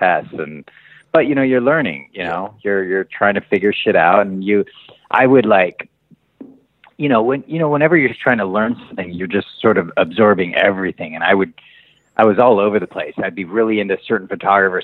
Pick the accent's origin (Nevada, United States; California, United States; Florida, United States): California, United States; Long Beach; also born or lived in Hollywood, Los Angeles; now in Los Angeles, United States; I was born here and then we moved a little south of here to Long Beach. So I grew up most of my life was spent down in Long Beach, like 35 miles south of here